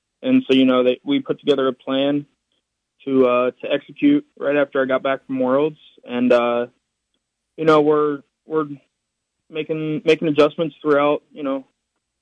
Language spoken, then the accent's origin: English; West Virginia, United States; my home state